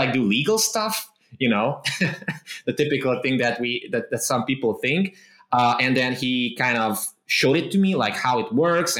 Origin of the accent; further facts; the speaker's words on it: Transylvania, Romania; English is a second language; I was basically born and raised in the Transylvania region of Romania.